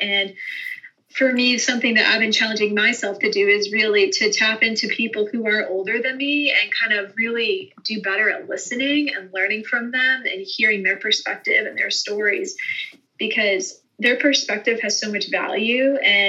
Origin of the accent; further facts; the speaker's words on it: Northeast, United States; moved away as an adult; you know, I'm from the Northeast, so culture is totally different up there when it comes to marriage and relationships than it would be in Texas, which was kind of a culture shock for me when I first moved down here.